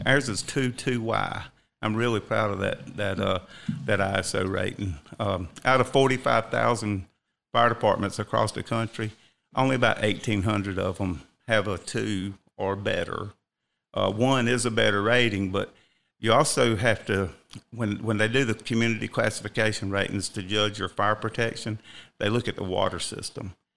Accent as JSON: {"language": "English", "town": "Rock Hill", "region": "South Carolina", "country": "United States", "tie": "born or raised there", "moved": "as an adult", "lives_now": "Cherokee County, United States", "said": "I was born and raised in Rock Hill, South Carolina."}